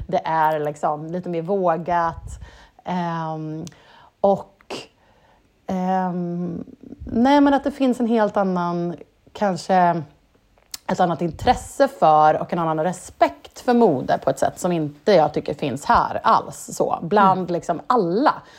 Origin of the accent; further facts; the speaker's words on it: Sweden; som svensk